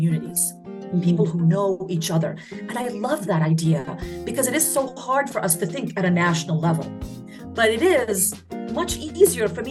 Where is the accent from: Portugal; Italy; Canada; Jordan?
Jordan; moved away as an adult; now in Greensboro, United States; I was born and raised in Jordan to Palestinian refugee parents